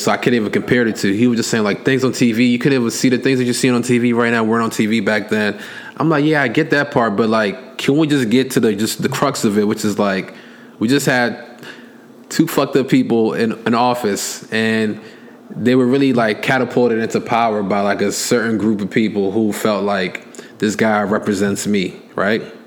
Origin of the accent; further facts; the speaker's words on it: United States; I was born here